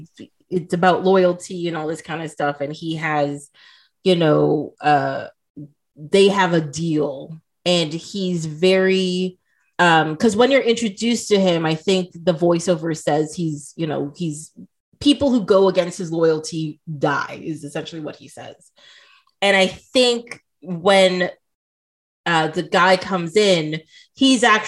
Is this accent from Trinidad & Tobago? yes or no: yes; Trinidad & Tobago; moved away; also born or lived in Toronto, Canada